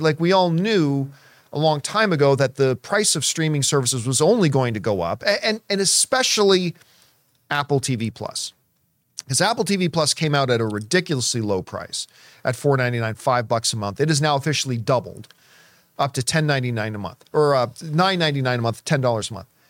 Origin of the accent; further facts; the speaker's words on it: Canada; growing up in Canadian winters